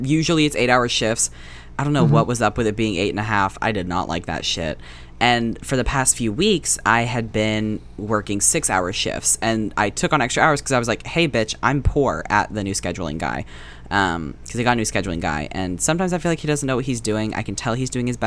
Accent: the South, United States; we were raised in the South

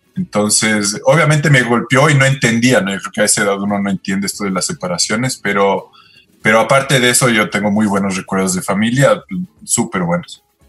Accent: Quito, Pichincha, Ecuador; also born or lived in Canada / New Zealand / Australia; nací en Quito y, básicamente casi toda mi vida he vivido acá

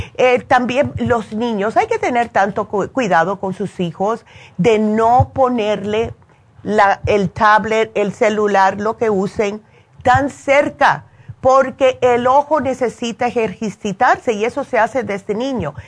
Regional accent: New Jersey, United States; moved away; yo me crié en New Jersey

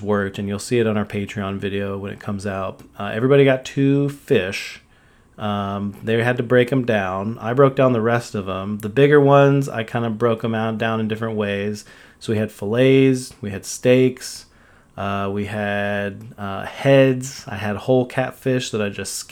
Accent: Texas, United States; as a Texan

